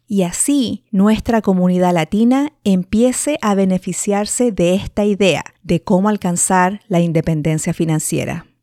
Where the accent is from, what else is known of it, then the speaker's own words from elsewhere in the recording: Santiago, Santiago Metropolitan Region, Chile; nací y me crié en Santiago de Chile